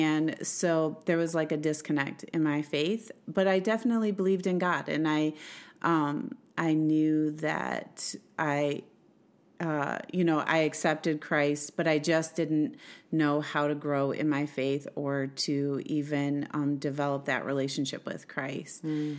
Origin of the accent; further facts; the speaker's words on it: Swartz Creek, Michigan, United States; also born or lived in Flint; I was born in Flint, like you said, and grew up in a little town called Swartz Creek. It's a suburb of Flint.